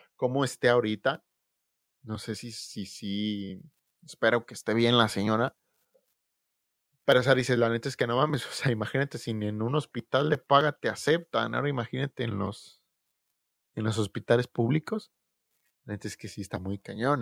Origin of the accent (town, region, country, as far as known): Mexico